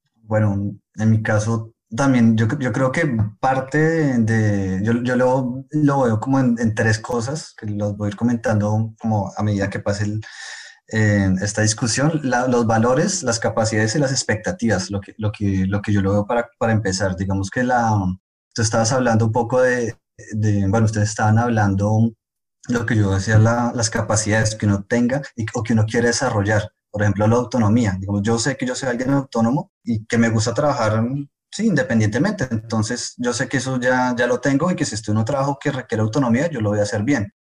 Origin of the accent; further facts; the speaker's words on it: Colombia; moved away as an adult; now in France; también colombiano. Yo venía a Francia en 2016 a hacer mi doctorado